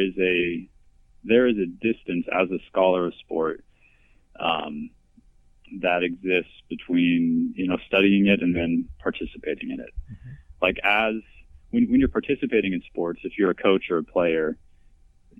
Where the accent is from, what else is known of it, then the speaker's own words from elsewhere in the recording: Nebraska, United States; I was born and raised in Nebraska, small town in Nebraska